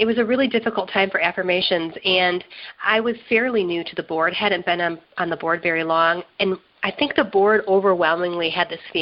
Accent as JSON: {"language": "English", "town": "Burton", "region": "Michigan", "country": "United States", "tie": "born or raised there", "moved": "as an adult", "lives_now": "Detroit, United States", "said": "I grew up in the Flint area. I grew up in Burton."}